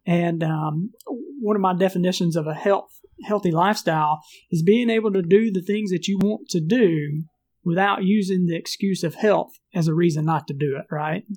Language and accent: English; Mississippi, United States; moved away as an adult; also born or lived in Phoenix, Arizona; we're from Mississippi